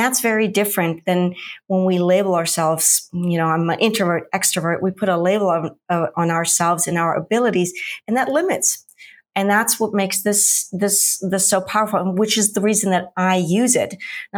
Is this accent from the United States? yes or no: no; Munich, Bavaria, Germany; I'm originally from Munich, Germany, which most people know for the Oktoberfest. I've done many, many relocations.